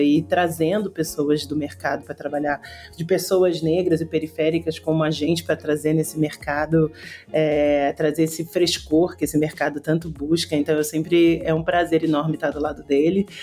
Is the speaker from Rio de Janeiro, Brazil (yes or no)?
yes; Rio de Janeiro, Brazil; Eu sou carioca, tô falando do Rio, por sinal. É, sou nascida e criada aqui na comunidade da Rocinha